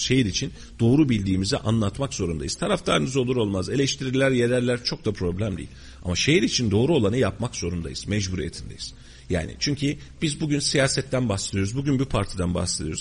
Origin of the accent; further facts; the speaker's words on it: Kayseri Province, Turkey; Biz bu şehirde doğduk bu şehirde devam edeceğiz yaşayacağız